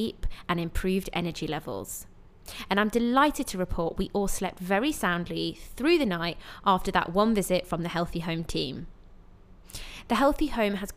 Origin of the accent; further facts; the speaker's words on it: United Kingdom; moved away as an adult; now in Dubai, United Arab Emirates; a British expat who's been living in Dubai for 10 years